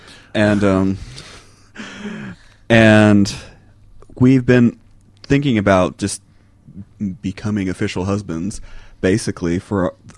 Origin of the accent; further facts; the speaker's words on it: Texas, United States; People seem to think I'm Canadian, and that's the weird thing, is that because I'm actually from Texas